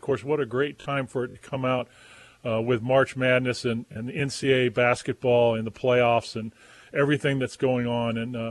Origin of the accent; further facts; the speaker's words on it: Southern California, United States; I grew up in Southern California